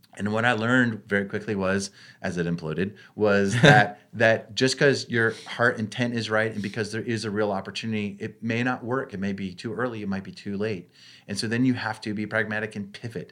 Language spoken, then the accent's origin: English; Maine, United States; growing up in Maine, now this is more out of necessity. Five kids, and we're living in rural Maine